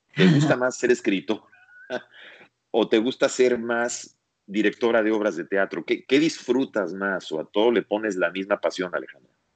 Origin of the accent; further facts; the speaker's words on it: Mexico; now in United States; en México, en mi país, y aquí en Estados Unidos